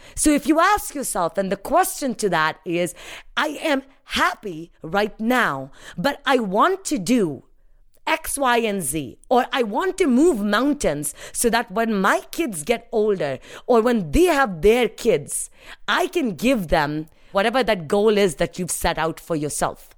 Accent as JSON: {"language": "English", "country": "India", "tie": "born or raised there", "first_language": "Hindi", "second_language": "English", "moved": "as an adult", "lives_now": "United States", "said": "I was happy growing up in India"}